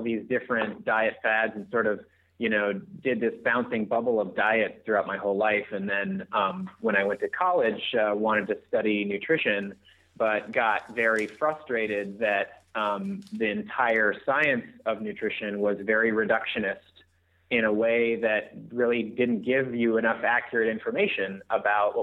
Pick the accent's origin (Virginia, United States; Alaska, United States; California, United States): Alaska, United States; I grew up in Alaska, so that says enough about people that live out there.